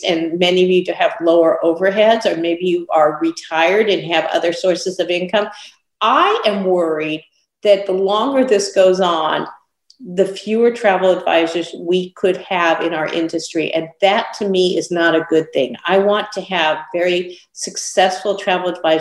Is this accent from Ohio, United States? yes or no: no; California, United States; In California, a really difficult state, my home state where I was born and raised.